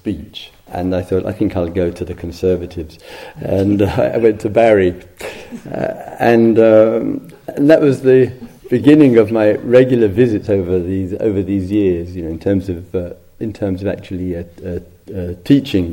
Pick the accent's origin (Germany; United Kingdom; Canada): United Kingdom; England; moved away as an adult; also born or lived in South London; 10 years and 10 days away from England